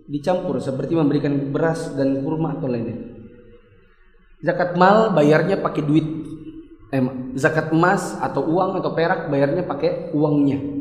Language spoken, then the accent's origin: Indonesian; Balikpapan, East Kalimantan, Indonesia; Saya orang Bali Papan, insya Allah saya berencana malam Idul Fitri ini saya akan ada di Mekah, maka bayarnya tetap di sini.